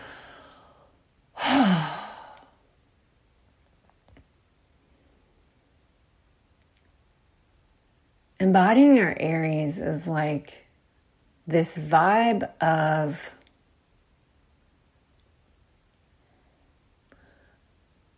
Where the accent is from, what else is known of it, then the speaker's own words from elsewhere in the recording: Texas, United States; I'm from Texas